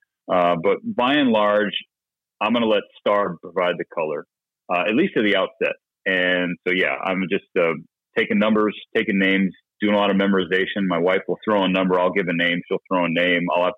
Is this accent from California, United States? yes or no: yes; Southern California, United States; I grew up in Southern California, my father being from Chicago